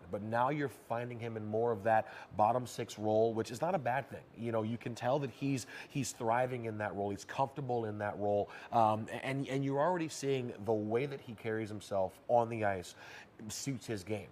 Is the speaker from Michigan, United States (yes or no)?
yes; Detroit, Michigan, United States; moved away as an adult; now in Seattle, United States; I grew up in Detroit, late nineties